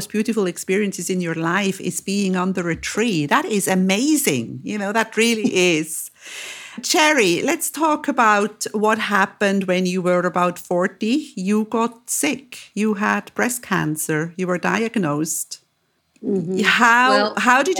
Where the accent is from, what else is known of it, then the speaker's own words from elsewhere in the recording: Switzerland; I am from Switzerland and I know these mountain roads.